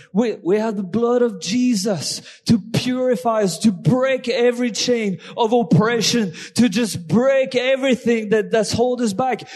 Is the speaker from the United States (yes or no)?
no; France; accent: French; English is a second language; my French accent